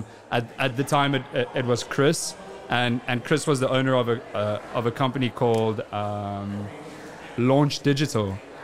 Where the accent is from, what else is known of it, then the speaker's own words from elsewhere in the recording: South Africa; moved away as an adult; also born or lived in United Kingdom; I was born and raised in South Africa.